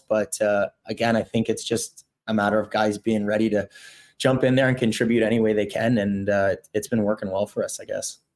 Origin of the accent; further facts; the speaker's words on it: Toronto, Ontario, Canada; also born or lived in Burlington / Brooks; now in Winnipeg, Canada; I'm from Toronto originally